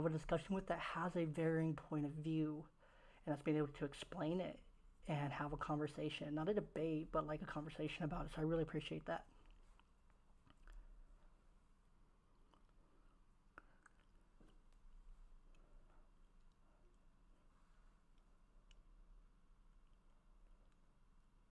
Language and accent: English; Oakland, California, United States; moved away; I was raised in Oakland, California